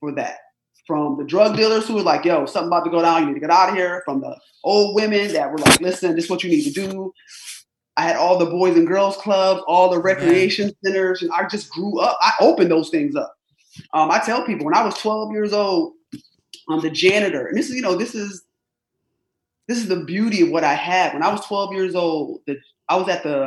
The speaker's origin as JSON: {"language": "English", "town": "Rochester", "region": "New York", "country": "United States", "tie": "born or raised there", "said": "I was born and raised in upstate New York. I'm an upstate New Yorker, Rochester, New York."}